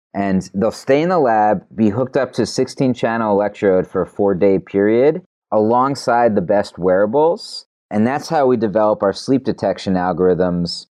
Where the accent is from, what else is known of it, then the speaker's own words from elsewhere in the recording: New York City, New York, United States; I'm a New Yorker